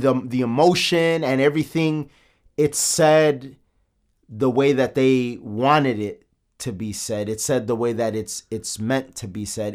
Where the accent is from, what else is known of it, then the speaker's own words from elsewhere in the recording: Chicago, Illinois, United States; we're from the south side of Chicago